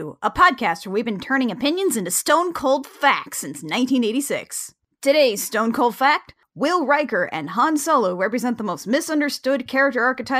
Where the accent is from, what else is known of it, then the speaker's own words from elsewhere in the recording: Indiana, United States; moved away; I'm from Indiana.